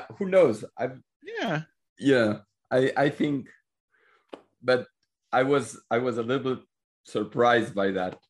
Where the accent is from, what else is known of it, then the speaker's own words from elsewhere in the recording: Mexico; because I'm from Mexico